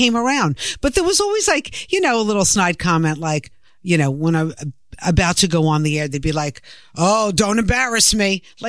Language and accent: English; New York City, New York, United States; accent: New York; I'm a New Yorker and I'm not going to take it. I live here. I was born here. I was raised here.